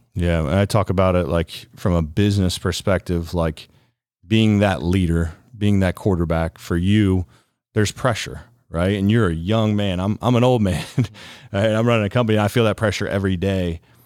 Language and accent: English; Ohio, United States; From Ohio, born and raised